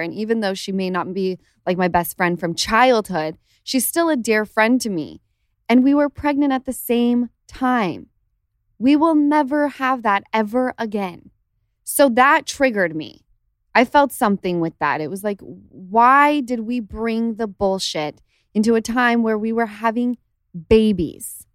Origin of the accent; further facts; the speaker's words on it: Utah, United States; now in Los Angeles, United States; Since the time I lived in Utah